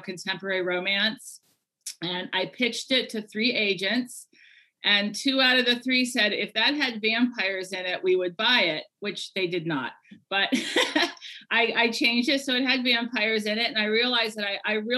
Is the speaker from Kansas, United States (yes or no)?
no; Ohio, United States; I'm from Ohio